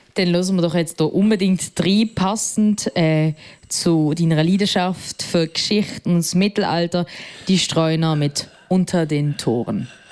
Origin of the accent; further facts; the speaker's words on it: Basel, Basel-Stadt, Switzerland; aus Basel